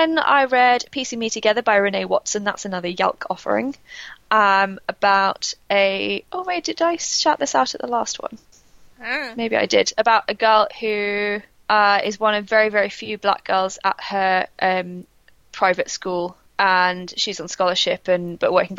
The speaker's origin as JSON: {"language": "English", "region": "England", "country": "United Kingdom", "said": "as an English person"}